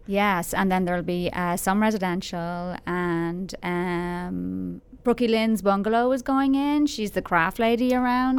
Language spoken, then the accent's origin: English; Dublin, Leinster, Ireland; moved away as an adult; now in Frisco, United States; I'm from, I'm from Dublin. I'm from a, the main city in Ireland. I'm a city girl. Like, I grew up three or four miles from the city.